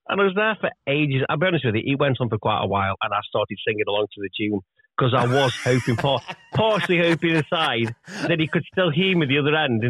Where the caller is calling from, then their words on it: United Kingdom; I'm calling from the UK.